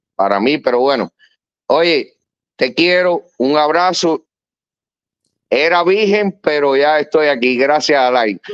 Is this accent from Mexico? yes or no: no; Pinar del Río, Cuba; moved away; Yo soy pinareño